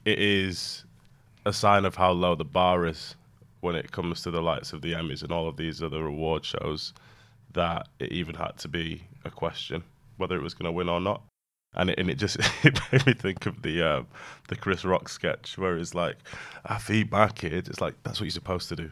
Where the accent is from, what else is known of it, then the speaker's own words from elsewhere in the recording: United Kingdom; whilst I'm British, I'm not British